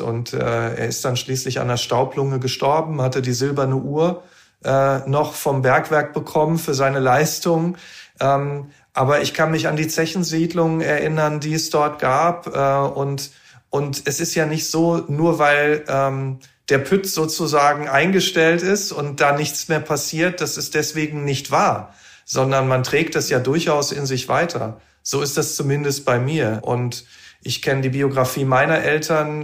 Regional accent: Lünen, North Rhine-Westphalia, Germany; moved away as an adult; also born or lived in Wiesbaden-Mainz area; now in Dortmund, Germany; Ich bin dann äh, in Lünen-Brambauer äh, in den ersten Jahren aufgewachsen, bin dann noch ein Stück weiter rausgezogen.

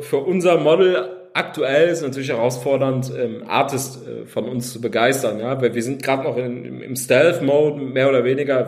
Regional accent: Cologne, North Rhine-Westphalia, Germany; ich komme komm aus Köln, aus Köln

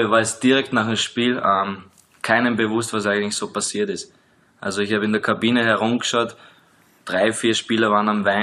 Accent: Liechtenstein; als direkt bei uns in Liechtenstein.

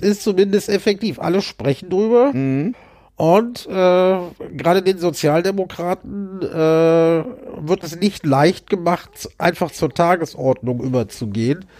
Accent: Berlin, Germany; bei uns in Berlin

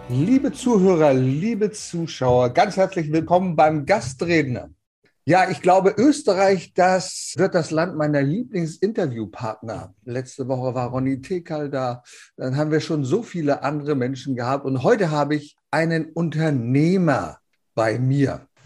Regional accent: Lower Saxony, Germany; Du kommst aus Niederösterreich, ich komme aus Niedersachsen.

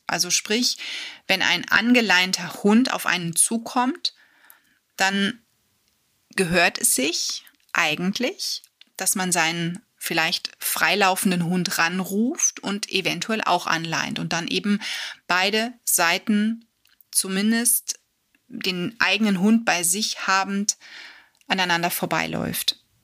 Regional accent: Germany; bei uns in Deutschland

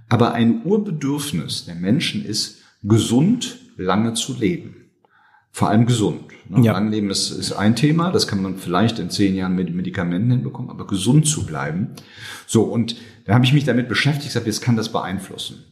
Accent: Rhineland, Germany; ich bin Rheinländer, gebürtiger Rheinländer, ähm, hab, ähm, bin dort groß geworden

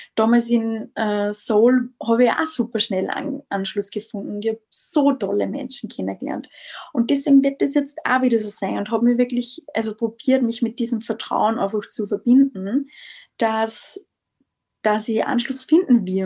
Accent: Styria, Austria; moved away as an adult; now in Vienna, Austria; ich bin aus Österreich, aus der Steiermark, ähm, wohne mittlerweile in Wien seit März

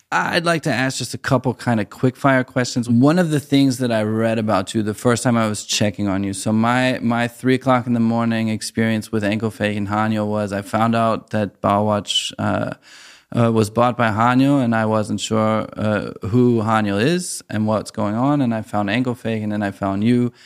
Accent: United States; moved away as an adult; now in Germany; as an American who moved to Germany

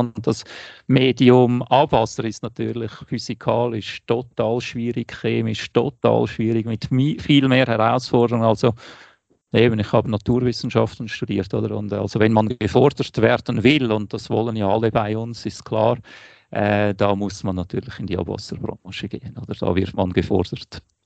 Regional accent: Wädenswil, Zurich, Switzerland; moved away; mein Ort, wo ich aufgewachsen bin

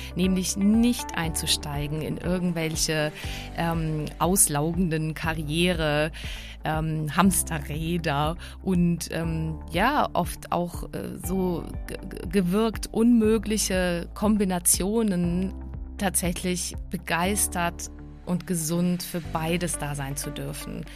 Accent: Prague, Czechia; accent: Czech; German is a second language; moved away; also born or lived in Baden-Württemberg, Germany; Ich bin ja aus Prag eben, aber ich hab, äh, dann, äh, ich war so froh, dass ich überhaupt Deutsch gelernt hab

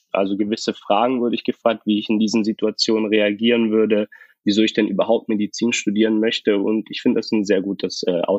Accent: Tübingen, Baden-Württemberg, Germany; ich bin 23 Jahre jung und ich komme aus Tübingen

